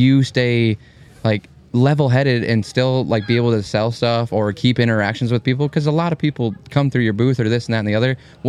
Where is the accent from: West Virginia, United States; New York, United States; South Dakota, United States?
South Dakota, United States; I'm from South Dakota